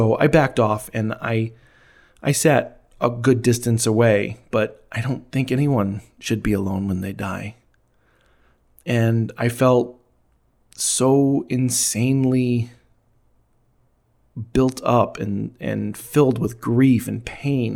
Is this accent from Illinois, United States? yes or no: yes; Elgin, Illinois, United States; my hometown of Elgin, Illinois